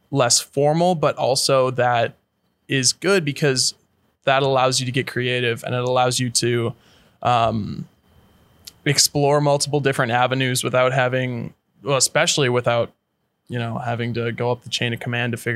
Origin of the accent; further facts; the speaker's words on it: St. Louis Park, Minnesota, United States; Born and raised in Minneapolis, Minnesota, in a suburb just to the west side of Minneapolis, St. Louis Park.